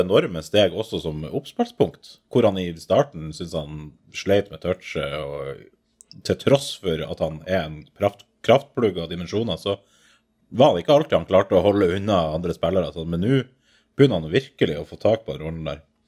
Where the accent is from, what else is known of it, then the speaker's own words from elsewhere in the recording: Bodø, Nordland, Norway; jeg er fra Bodø